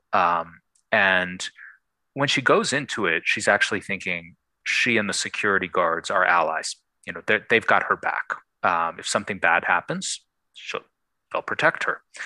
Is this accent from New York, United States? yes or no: yes; Buffalo, New York, United States; I grew up in Buffalo, New York